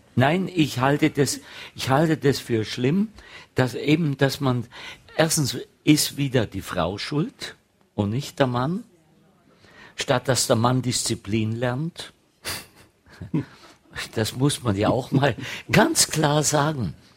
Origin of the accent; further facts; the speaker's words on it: Bad Grönenbach, Bavaria, Germany; moved away; meine Heimat ist ja das Allgäu, ist Bad Grönenbach bin noch auf dem Land aufgewachsen